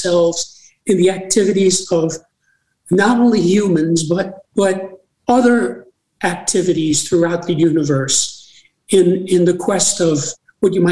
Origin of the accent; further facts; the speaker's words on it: New York City, New York, United States; I was born in New York City